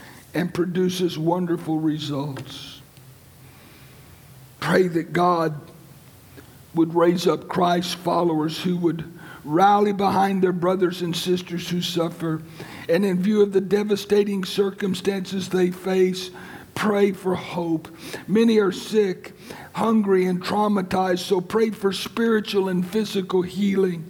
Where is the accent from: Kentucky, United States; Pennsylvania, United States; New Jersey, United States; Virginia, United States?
Virginia, United States; Lynchburg; my hometown, Lynchburg, Virginia